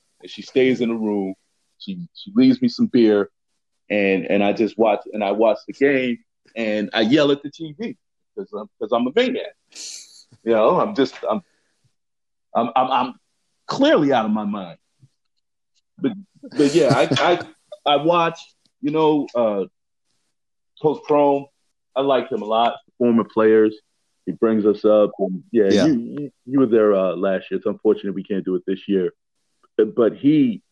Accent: Teaneck, New Jersey, United States; I live back in Teaneck, my hometown, New Jersey

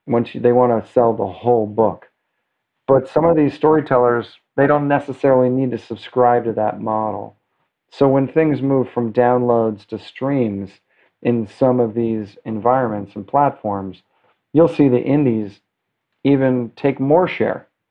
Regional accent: New York City, New York, United States; now in Los Angeles, United States; I'm a New Yorker

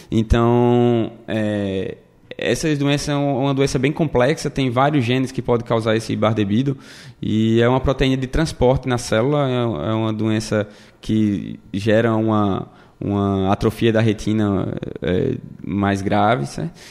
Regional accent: Caruaru, Pernambuco, Brazil; now in United States; Isso, isso. Vim lá de Caruaru, terra boa, viu? Bom de ir no São João, como Emílio e dançar forró.

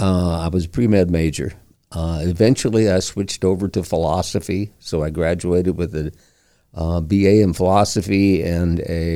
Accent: Flint, Michigan, United States; born there; I was born in Flint, Michigan.

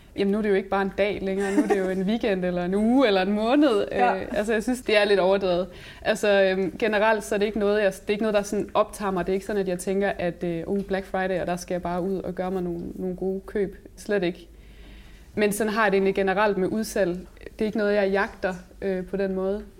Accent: Aabenraa, Southern Denmark, Denmark; now in Vojens, Denmark; Jeg kommer oprindeligt fra Åben Rå

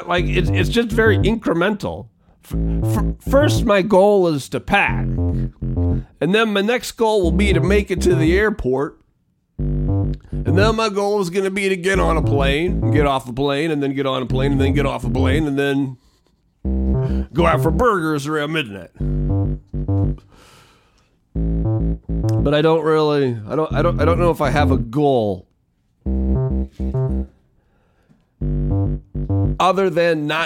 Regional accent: Spokane, Washington, United States; I call the hometown Spokaloo, but it's really Spokane, Washington

